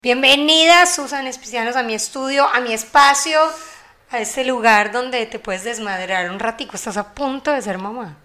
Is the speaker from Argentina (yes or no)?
no; Colombia; nosotros somos colombianas